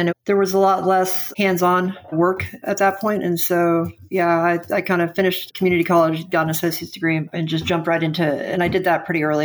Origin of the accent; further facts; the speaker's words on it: San Antonio, Texas, United States; also born or lived in Austin; I'm from San Antonio